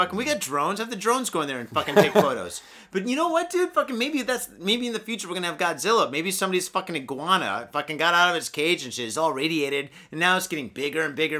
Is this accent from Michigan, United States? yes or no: yes; Michigan, United States; now in Japan; I was born and raised in Michigan.